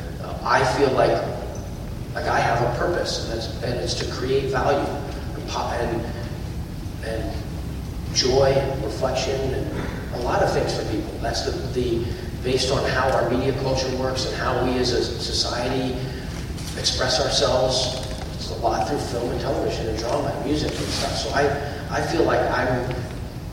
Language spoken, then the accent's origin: English; United States; as an American